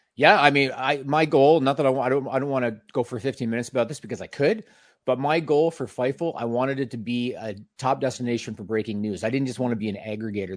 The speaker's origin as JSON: {"language": "English", "country": "Canada", "said": "we're both Canadian."}